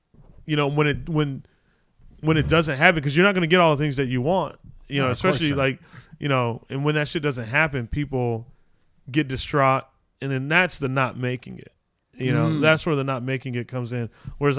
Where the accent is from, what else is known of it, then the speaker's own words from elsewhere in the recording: Arizona, United States; born there; now in Los Angeles, United States; Oh, just because I was born in Arizona.